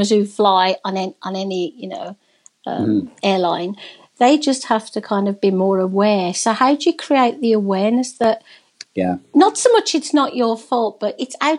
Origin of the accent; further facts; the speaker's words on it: England, United Kingdom; now in Canada; I'm a Brit, I'm from England.